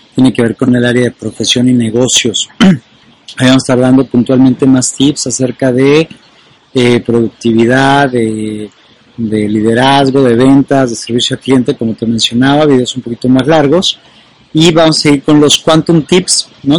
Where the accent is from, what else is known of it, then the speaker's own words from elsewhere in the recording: Mexico; en mi país, en México